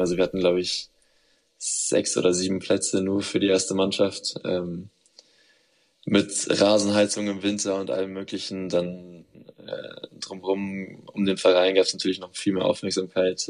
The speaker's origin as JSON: {"language": "German", "town": "Munich", "region": "Bavaria", "country": "Germany", "tie": "born or raised there", "moved": "as an adult", "said": "nach Hause, nach München, äh, zu meiner Familie"}